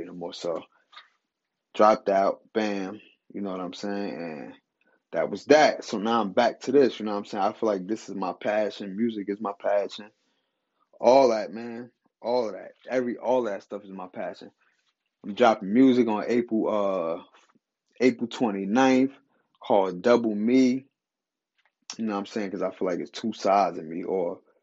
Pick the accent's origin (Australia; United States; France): United States; New Jersey; I'm from Jersey